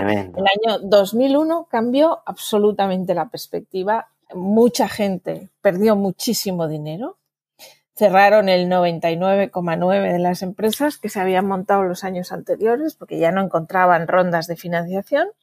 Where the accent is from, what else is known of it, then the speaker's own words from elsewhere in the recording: Madrid, Community of Madrid, Spain; moved away as an adult; now in Barcelona, Spain; yo soy de Madrid